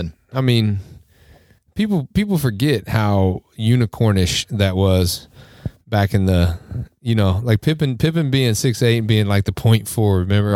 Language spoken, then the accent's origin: English; Indiana, United States; because we're from Indiana.